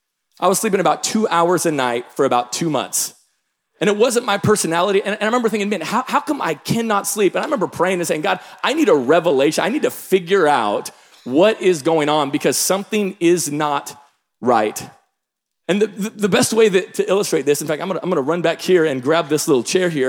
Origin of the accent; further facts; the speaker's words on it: Tacoma, Washington, United States; I'm from the Pacific Northwest. I grew up in Tacoma, Washington